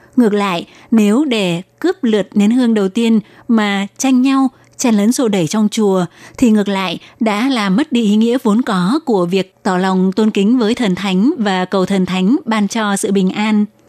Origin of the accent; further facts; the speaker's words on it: Vietnam; now in Taiwan; chị em người Việt chúng ta đi lấy chồng xa xứ